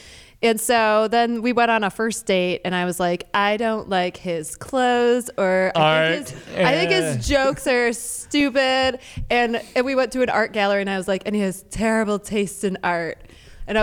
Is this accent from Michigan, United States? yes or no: yes; Detroit, Michigan, United States; And I'm from Detroit, so I'm the city girl.